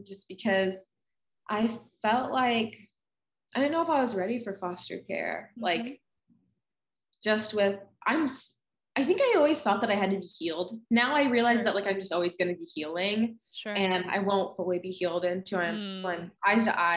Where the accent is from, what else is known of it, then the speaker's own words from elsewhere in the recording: Ohio, United States; moved away as an adult; also born or lived in Minnesota; Ohio is where I grew up